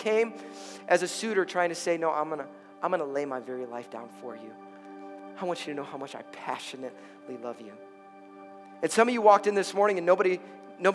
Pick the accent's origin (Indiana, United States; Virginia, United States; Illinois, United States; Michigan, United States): Illinois, United States; Chicago; I'm from Chicago